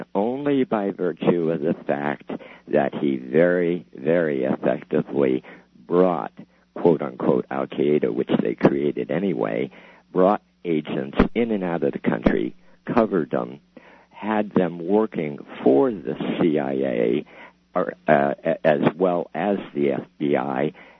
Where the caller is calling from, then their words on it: Idaho, United States; Oh, I'm calling from Idaho. We're Idaho.